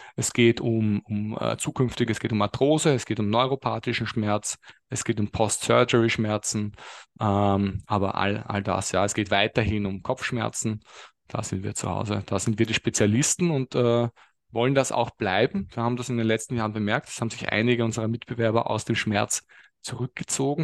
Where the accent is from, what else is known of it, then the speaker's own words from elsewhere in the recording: Lower Austria or Vienna, Austria; Geografisch komme ich aus, je nachdem wer fragt, Niederösterreich oder Wien